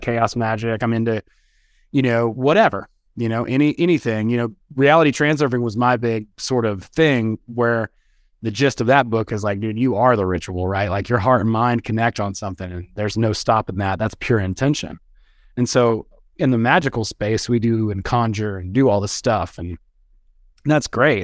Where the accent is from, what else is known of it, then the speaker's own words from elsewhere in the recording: West Georgia, United States; also born or lived in Athens, Georgia; I'm from the South. I'm from, like, West Georgia, you know, kind of a redneck